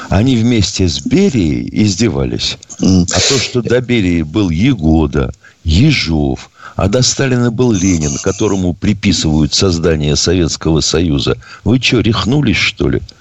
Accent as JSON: {"language": "Russian", "country": "China", "tie": "born there", "said": "А я родился в Китае"}